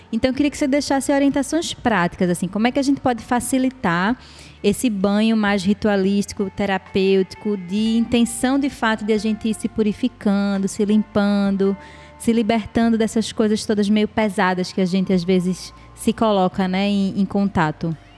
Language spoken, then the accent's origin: Portuguese; Brazil; a gente é brasileiro